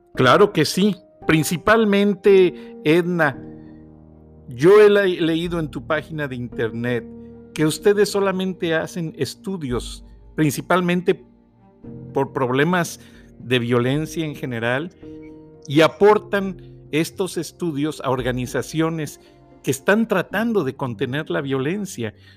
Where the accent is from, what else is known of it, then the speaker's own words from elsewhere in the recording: Mexico; como mexicano